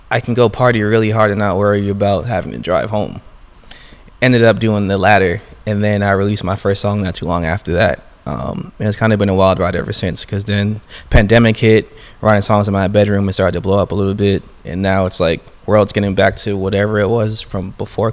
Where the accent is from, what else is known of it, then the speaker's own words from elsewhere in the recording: New York City, New York, United States; I'm born and raised in Brooklyn, New York, originally East Flatbush